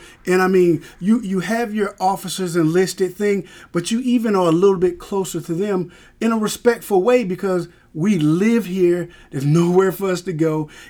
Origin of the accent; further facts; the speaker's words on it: Jacksonville, Florida, United States; Because I came from Jacksonville, Florida. Yeah, so it's snow on the ground.